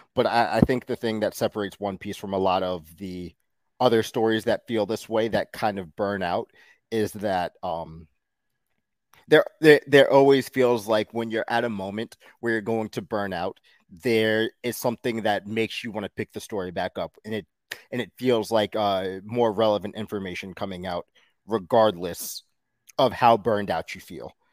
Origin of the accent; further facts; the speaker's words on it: New York City, New York, United States; I'm from Queens